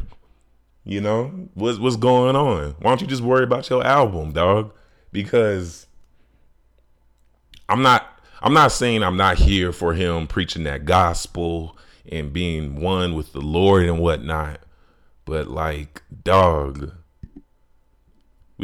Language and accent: English; Chicago, Illinois, United States; growing up in Chicago